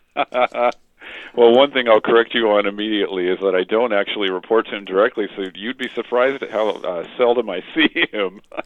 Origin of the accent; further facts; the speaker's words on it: Stockton, California, United States; Stockton, California, which is my hometown